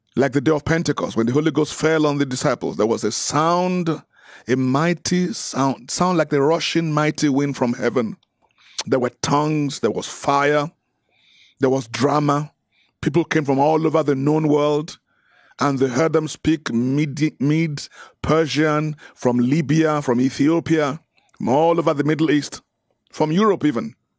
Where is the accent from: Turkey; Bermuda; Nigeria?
Nigeria; I'm Nigerian